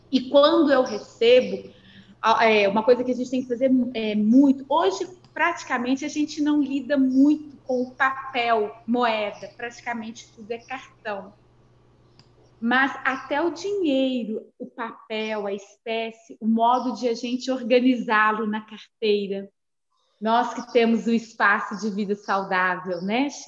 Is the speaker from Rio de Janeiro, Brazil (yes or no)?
no; Barbacena, Minas Gerais, Brazil; Eu sou de Barbacena, interior de Minas, né?